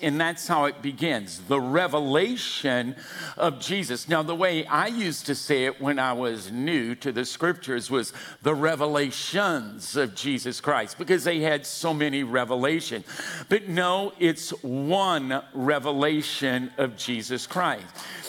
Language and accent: English; Louisiana, United States; now in California, United States; Good God, you can tell I'm from Louisiana.